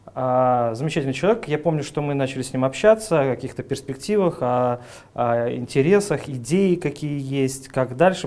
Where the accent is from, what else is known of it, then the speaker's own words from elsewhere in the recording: Chisinau, Moldova; moved away as an adult; also born or lived in Saint Petersburg; now in Russia; родился в мае 1977 -го года в городе Кишинев, угу. тогда еще Молдавская ССР. А, учился там же, закончил школу